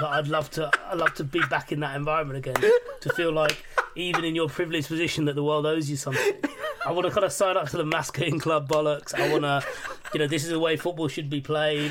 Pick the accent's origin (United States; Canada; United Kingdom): United Kingdom; London; also born or lived in Hammersmith; I was born and raised in Ealing